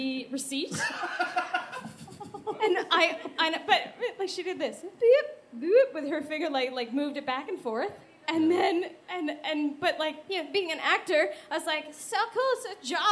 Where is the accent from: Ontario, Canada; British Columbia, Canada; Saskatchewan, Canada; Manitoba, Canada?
Manitoba, Canada; Winnipeg; we're from Winnipeg